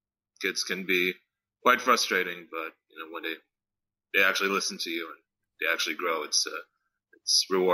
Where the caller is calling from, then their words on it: California, United States; I'm calling from California in my new house.